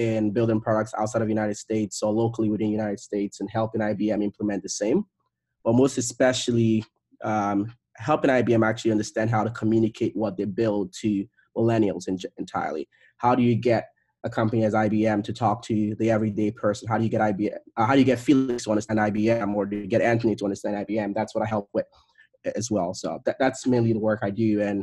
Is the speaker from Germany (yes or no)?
no; Nigeria; I was born, I grew up in Nigeria